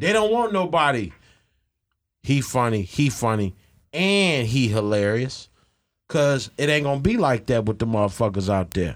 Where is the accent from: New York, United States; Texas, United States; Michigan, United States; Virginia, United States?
Michigan, United States; Ecorse; also born or lived in Southwest Detroit, Michigan; I grew up out in Ecorse